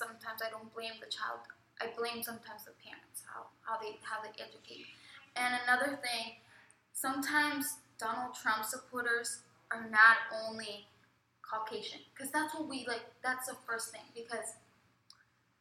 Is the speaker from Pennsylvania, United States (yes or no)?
yes; Kennett Square, Pennsylvania, United States; I'm from Kennett Square, Pennsylvania.